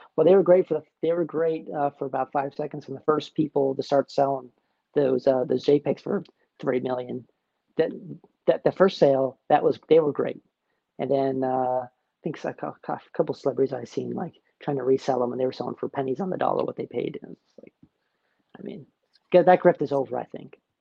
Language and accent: English; New Jersey, United States; moved away; I'm from New Jersey originally, so I'm from a blue state. I'm from a red area in a blue state